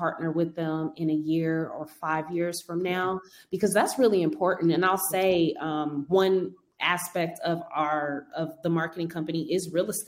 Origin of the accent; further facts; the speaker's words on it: Denver, Colorado, United States; moved away as an adult; I'm from Denver. I moved here 10 years ago to do hair